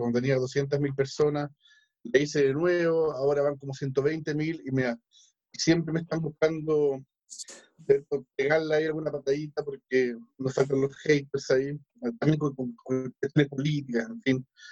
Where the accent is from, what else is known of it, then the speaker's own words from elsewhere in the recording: Chile; soy chileno